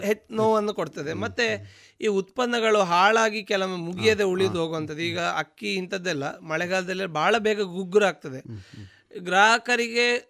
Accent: Dakshina Kannada, Karnataka, India; ನಮ್ಮ ದಕ್ಷಿಣ ಕನ್ನಡದ ಇಲ್ಲಿಯ ವೆದರ್

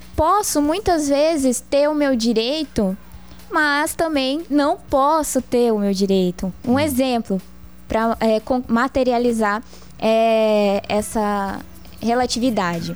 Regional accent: Várzea Grande, Mato Grosso, Brazil; moved away as an adult; now in Cáceres, Brazil; Eu sou de Varzé Grande, nasci em Varzé Grande

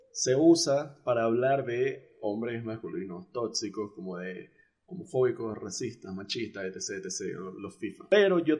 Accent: Mexico; born there; Creo que nací en México.

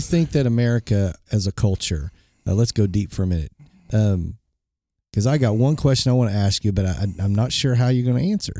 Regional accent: Bartlesville, Oklahoma, United States; when I grew up in Bartlesville, Oklahoma I was the token white kid

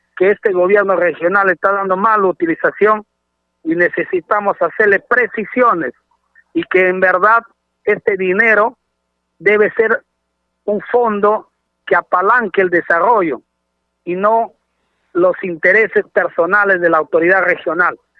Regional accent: Loreto, Peru

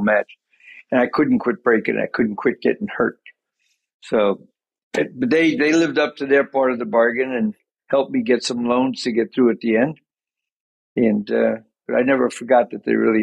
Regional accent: Commack, New York, United States; we moved to Long Island. And that's where I ended up before Notre Dame, a place called Comac, Long Island

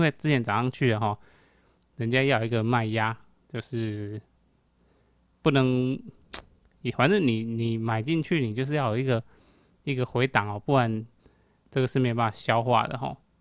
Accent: Taiwan; 我使台湾人

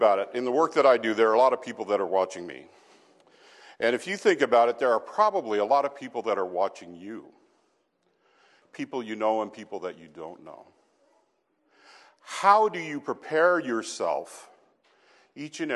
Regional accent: Casper, Wyoming, United States; moved away; I grew up in Casper, Wyoming

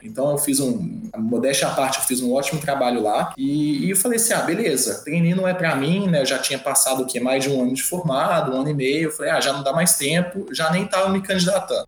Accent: Belo Horizonte, Minas Gerais, Brazil; moved away as an adult; now in Cuiabá, Brazil; E eu sou natural de Belo Horizonte, de Minas

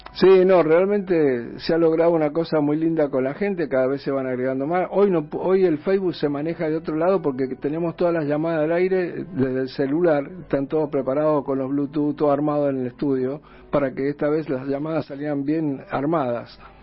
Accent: Mendoza, Argentina; moved away; yo soy de Mendoza también, así que tengo mi familia en Mendoza

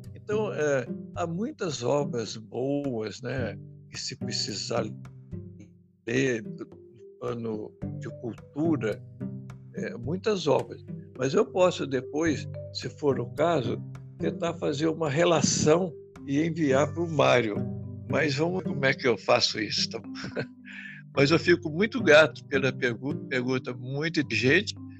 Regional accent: Brazil; Nós não nascemos nesses lugares. Nós nascemos no Brasil

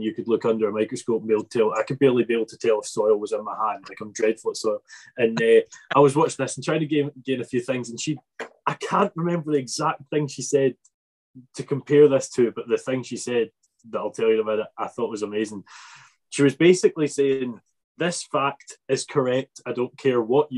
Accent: Arran, Scotland, United Kingdom; Not a Dumfries boy, I'm from Arran

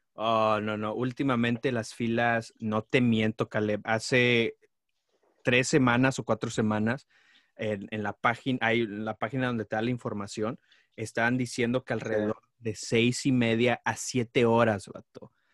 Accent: Nuevo León, Mexico; now in United States; Yo nací en Nuevo León

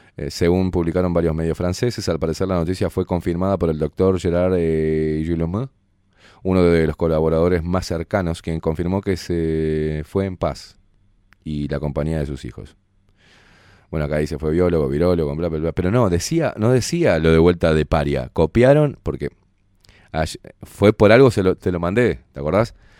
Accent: Uruguay; como buenos uruguayos

